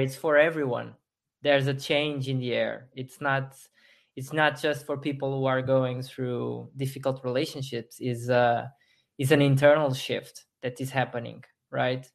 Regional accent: Portugal; I'm from Portugal. I, I live in Portugal still

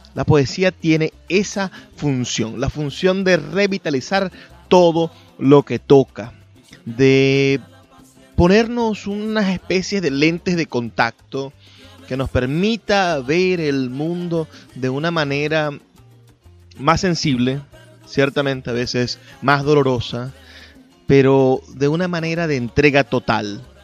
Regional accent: Venezuela; nuestra identidad como latinoamericanos, como venezolanos

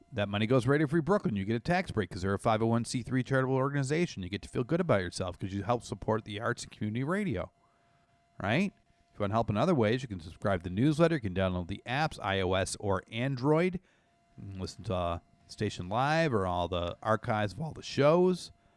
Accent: Canada; I grew up in Canada

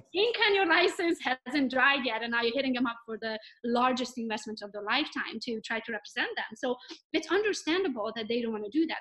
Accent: Romania; English is a second language; now in Pinckney, United States; I am from Romania, but I'm Hungarian by nationality.

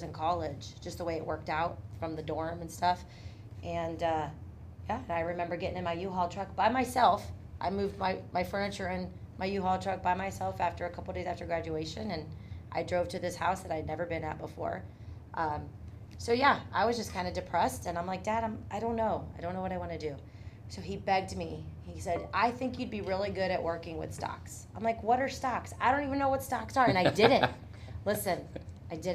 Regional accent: Tallmadge, Ohio, United States; also born or lived in Portage Lakes; I grew up in Talmadge

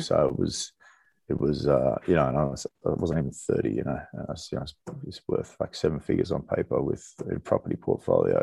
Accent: Australia; moved away as an adult; I grew up in Australia

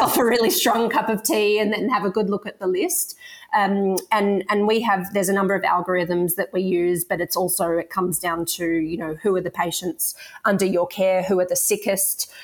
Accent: Sydney, New South Wales, Australia; I grew up around Sydney and now live and work in Sydney

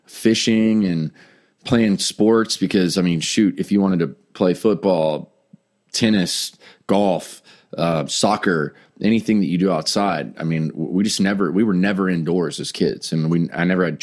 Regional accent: Vero Beach, Florida, United States; moved away as an adult; also born or lived in Winter Haven, Florida; now in Nashville, United States; Growing up in Vero is honestly kind of like a fairy tale, really.

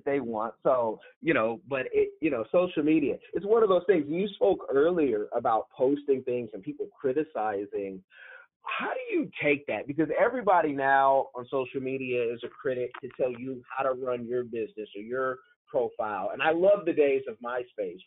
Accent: Oakland, California, United States; also born or lived in Grambling State (Louisiana); I'm from Oakland, California

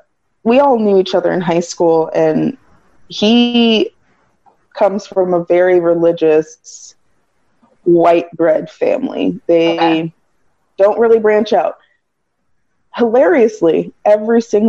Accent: United States; as an American

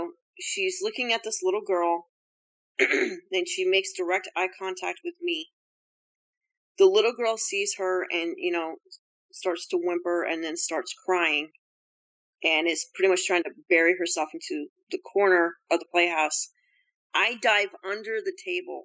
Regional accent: Bennington, Vermont, United States; moved away; my hometown's Bennington, Vermont

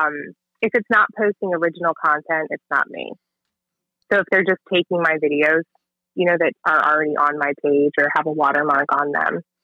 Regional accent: Montgomery County, Maryland, United States; moved away; I grew up in Montgomery County, but I have kind of bounced all over the place

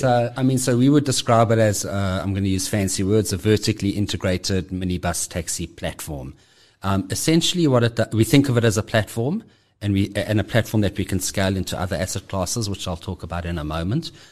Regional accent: Johannesburg, Gauteng, South Africa; I'm born and bred in Johannesburg. Uh, have always lived here.

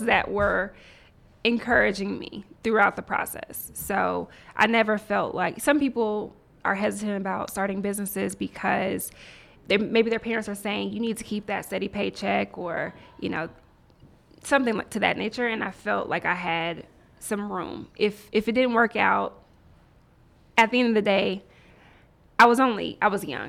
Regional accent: Nashville, Tennessee, United States; moved away as an adult; also born or lived in Mobile, Alabama / Washington, D.C. / Silicon Valley; now in Atlanta, United States; moved to Nashville, Tennessee, and grew up primarily in Nashville

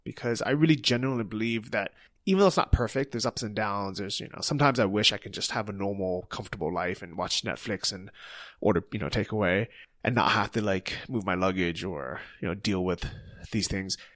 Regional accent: United States; first language English; moved away; English is our first language, that we're native English speakers, Americans

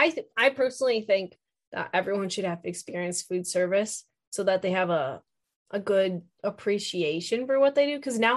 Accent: Chicago suburbs, Illinois, United States; I am from Chicago suburbs. I do not say pop.

